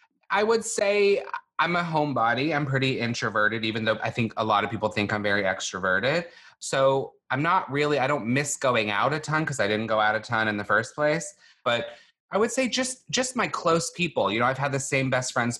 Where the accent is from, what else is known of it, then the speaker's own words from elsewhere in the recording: Longview, Texas, United States; moved away; I grew up in Longview, Texas, which is a town in East Texas